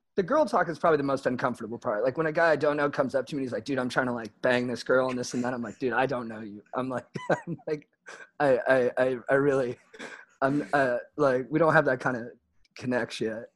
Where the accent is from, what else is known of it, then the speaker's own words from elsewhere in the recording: San Juan Capistrano, California, United States; grew up mostly in San Juan Capistrano, which is like adjacent to San Clemente, but a little more inland